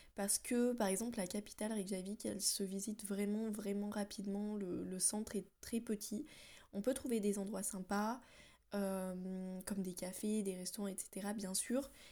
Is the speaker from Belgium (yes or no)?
no; France; moved away as an adult; now in Iceland; je suis française, voilà comme bonne française que je suis